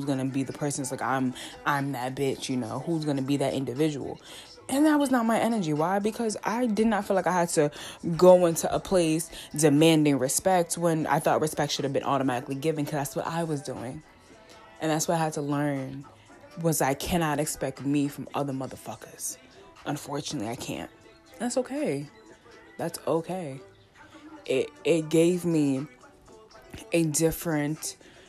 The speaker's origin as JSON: {"language": "English", "town": "New York City", "region": "New York", "country": "United States", "said": "I'm a girl from Staten Island, a big girl from Staten Island, a big black girl from Staten Island, who went to a predominantly black school in downtown Brooklyn"}